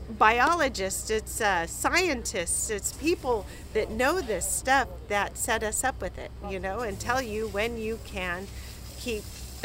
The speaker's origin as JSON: {"language": "English", "town": "Monterey", "region": "California", "country": "United States", "moved": "yes", "lives_now": "Oregon, United States", "said": "My husband and I are both from Monterey, California."}